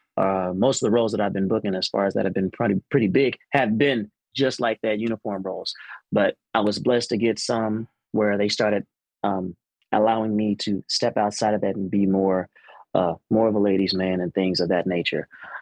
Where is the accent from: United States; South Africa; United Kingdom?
United States; Fort Worth, Texas; born and raised in the Fort Worth, I'm talking about stop everything.